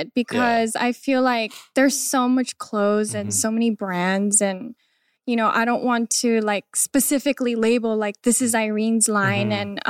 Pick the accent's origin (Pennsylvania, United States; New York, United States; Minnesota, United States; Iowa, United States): Iowa, United States; born there; I was born in the States. Okay. I was born in Iowa.